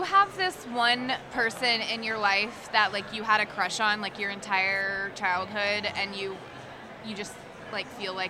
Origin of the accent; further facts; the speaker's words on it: Richmond, Virginia, United States; I'm from Richmond.